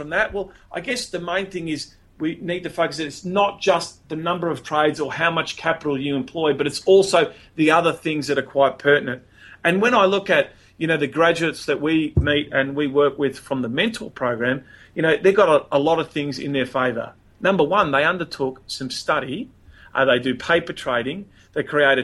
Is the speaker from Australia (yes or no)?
yes; Melbourne, Victoria, Australia; I'm from Melbourne